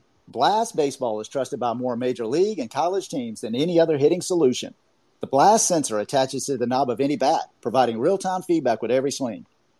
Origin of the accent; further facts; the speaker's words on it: Augusta, Georgia, United States; now in Orlando, United States; I'm down here in Orlando, Florida, but I'm originally from Augusta, Georgia